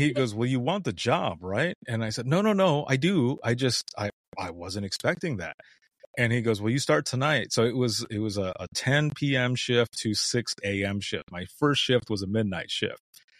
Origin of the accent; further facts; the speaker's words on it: Southwest Michigan, United States; moved away as an adult; also born or lived in Central Florida; I left home, left my home state rather, of Southwest Michigan